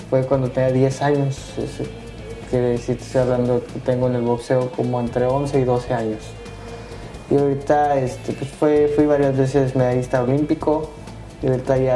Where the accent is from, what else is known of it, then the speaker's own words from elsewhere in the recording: Reynosa, Tamaulipas, Mexico; moved away; cuando yo me vine de, de Reynosa, que yo soy de Reynosa, este, tenía un primo